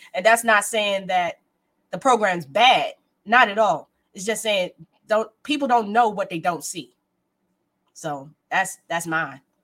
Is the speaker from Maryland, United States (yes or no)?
yes; Prince George's County, Maryland, United States; also born or lived in Baltimore; I'm from Prince George's County. Bowie is in Prince George's County. Bowie is like 10 minutes from my hometown